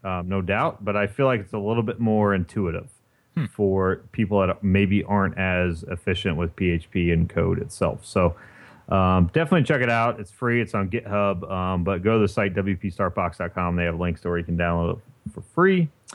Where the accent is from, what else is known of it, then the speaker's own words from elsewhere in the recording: Indiana, United States; I grew up in Indiana